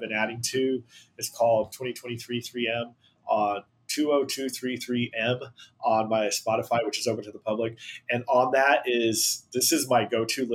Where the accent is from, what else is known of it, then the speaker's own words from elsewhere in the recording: Houston, Texas, United States; I'm from Houston.